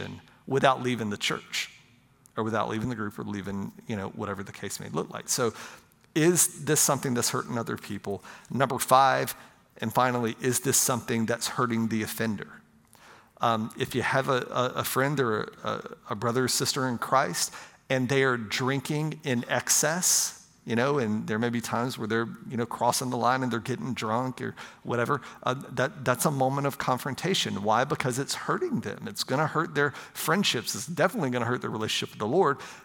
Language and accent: English; Pensacola, Florida, United States; I grew up in right outside of Pensacola, Florida